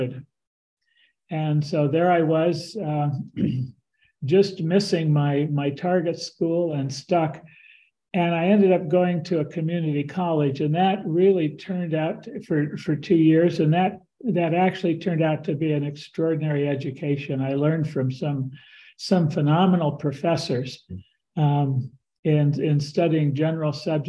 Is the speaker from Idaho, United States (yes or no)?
no; Stockton, California, United States; I grew up in Stockton, California, a very multicultural town.